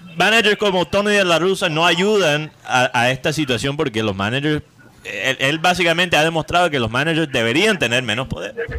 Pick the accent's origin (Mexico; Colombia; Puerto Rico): Colombia; Barranquilla, Atlántico